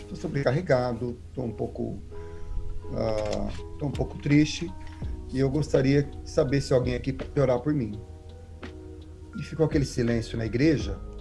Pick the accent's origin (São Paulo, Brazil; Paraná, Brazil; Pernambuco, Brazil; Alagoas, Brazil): Paraná, Brazil; Maringá; moved away as an adult; also born or lived in Cianorte, Paraná / Aracaju, Sergipe; now in Connecticut, United States; eu sou do Paraná, Nasci em Cianorte, fui criado em Maringá